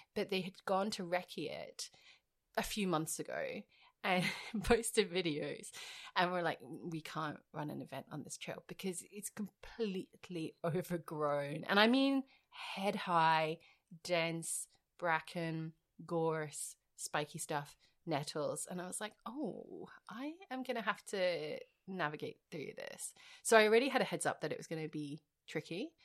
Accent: Edinburgh, Scotland, United Kingdom; now in Australia; I'm not from Glasgow, I'm from Edinburgh

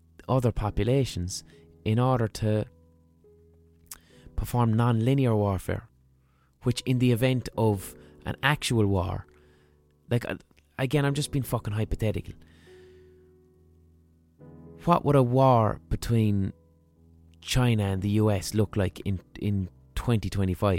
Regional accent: Ireland; accent: Southern Irish

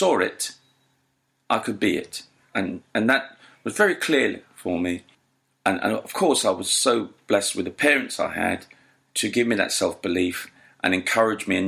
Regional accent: London, United Kingdom; also born or lived in Jamaica; I was born in Islington, and I went to school throughout my sort of formative age, other than a short time of a few years in Jamaica, a primary school age, but the rest of my development was in Islington

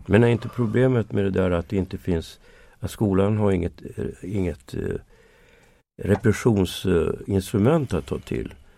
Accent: Sweden; som svensk

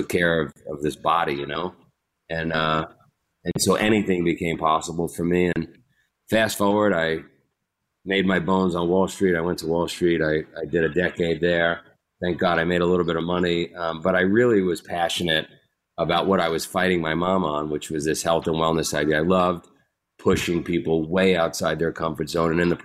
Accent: New York City, New York, United States; I grew up in Queens, New York

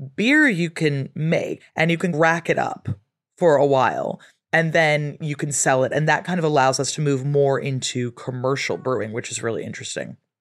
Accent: West Coast of America, United States; moved away as an adult; now in England; growing up on the West Coast of America

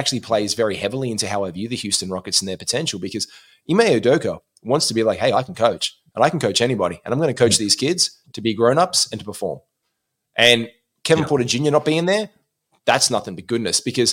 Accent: Australia; we know this as Australian basketball players

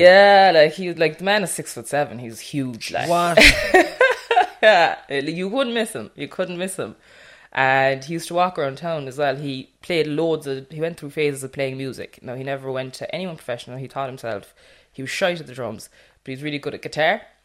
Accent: Millstreet, Munster, Ireland; I'm from Mill Street, so it's North Cork, small rural town. Everybody knows everybody

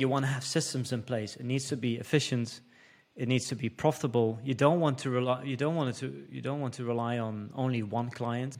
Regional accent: Netherlands; first language Dutch; English is a second language; moved away as an adult; I'm from the Netherlands, so Dutch is my first language

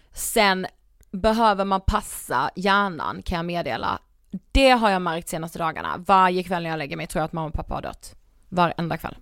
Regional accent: Karlshamn, Blekinge, Sweden; moved away; jag var hemma i Karlshamn

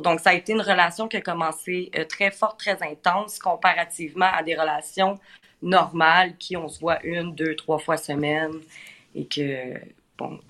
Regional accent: Quebec, Canada; accent: Québécois; J'ai l'accent québécois assez prononcé aussi

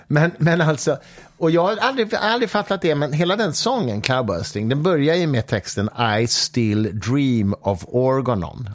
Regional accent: Mariefred, Södermanland, Sweden; jag växte upp i Mariefred

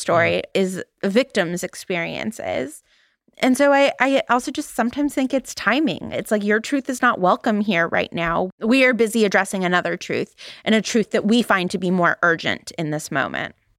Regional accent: Valley Girl, California, United States; accent: Valley Girl; my Valley Girl accent

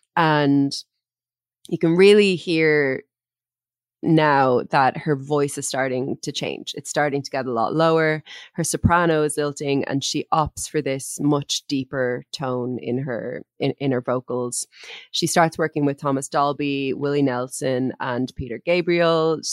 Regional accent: Ireland; the kinds of words and phrases that we would that we would have used in Ireland

